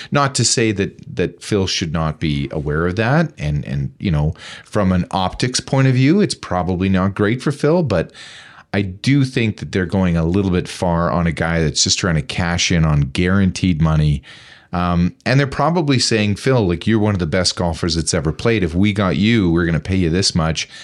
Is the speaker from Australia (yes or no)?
no; Taber, Alberta, Canada; moved away; I grew up in Tabor, Alberta, where we had our own municipal police force.